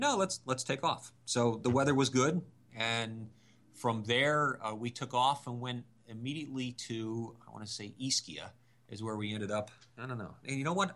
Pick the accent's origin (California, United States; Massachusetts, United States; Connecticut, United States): Connecticut, United States; we're from Connecticut